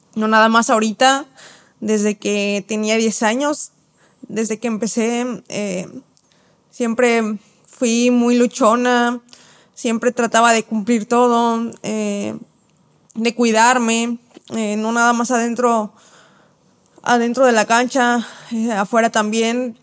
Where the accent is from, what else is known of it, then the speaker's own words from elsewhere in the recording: Mexico City, Mexico; now in Guadalajara, Mexico; soy de la Ciudad de México